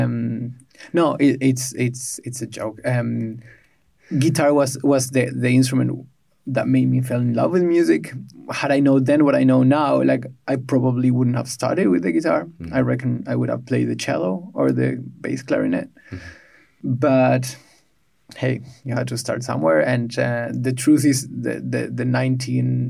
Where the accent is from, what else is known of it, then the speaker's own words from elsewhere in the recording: Buenos Aires, Argentina; moved away as an adult; now in Berlin, Germany; I was born in Buenos Aires some time ago